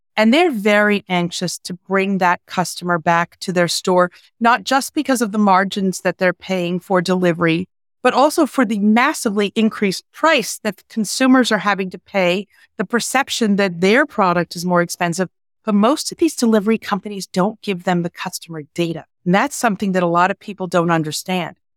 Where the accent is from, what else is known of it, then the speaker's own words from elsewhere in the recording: New York, United States; I'm a New Yorker